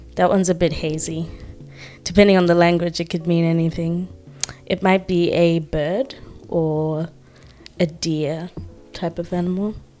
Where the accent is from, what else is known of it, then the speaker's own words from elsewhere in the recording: Zimbabwe; now in Australia; I'm from Zimbabwe.